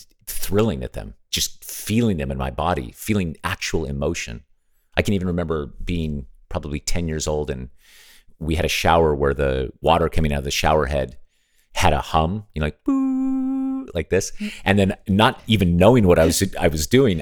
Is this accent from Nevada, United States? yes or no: yes; Las Vegas, Nevada, United States; I grew up in Nevada, where Las Vegas is.